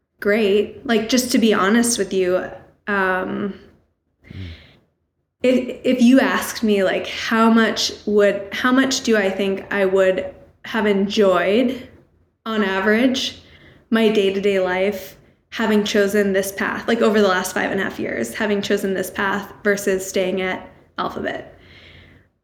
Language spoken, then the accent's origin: English; New Hampshire, United States; I grew up in New Hampshire